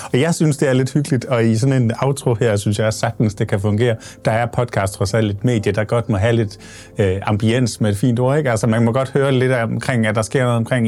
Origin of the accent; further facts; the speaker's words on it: Odense, Southern Denmark, Denmark; jeg kommer fra Odense